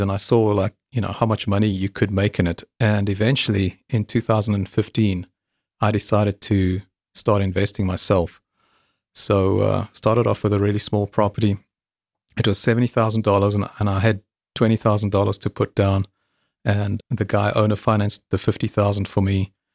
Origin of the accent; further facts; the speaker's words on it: South Africa; moved away as an adult; also born or lived in England; I'm South African